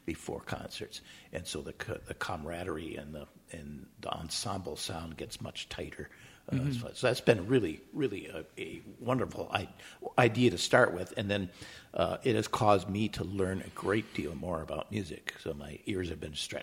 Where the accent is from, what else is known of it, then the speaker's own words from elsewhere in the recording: Grand Rapids, Michigan, United States; moved away as an adult; also born or lived in Indianapolis, Indiana; now in Minneapolis, United States; And we moved there, and I grew up there in Grand Rapids, Michigan, until I went to college